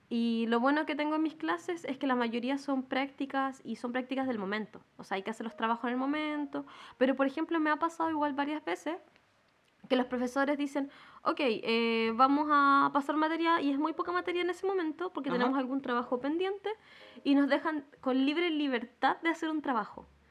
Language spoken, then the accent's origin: Spanish; Chile; nosotros como chilenos